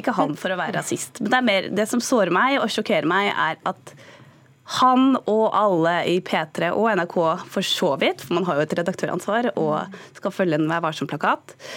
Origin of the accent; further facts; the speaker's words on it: Norway; Så sa jeg Norge